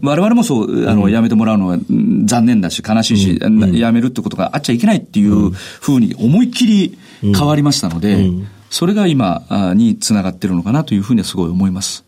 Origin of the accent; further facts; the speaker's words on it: Nagasu, Kumamoto, Japan; 熊本県の長洲町という田舎町です